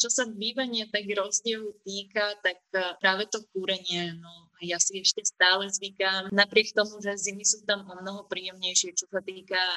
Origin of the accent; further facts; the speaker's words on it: Slovakia; ale ja osobne ich nemám rada, neviem, či som zo Slovenska v tomto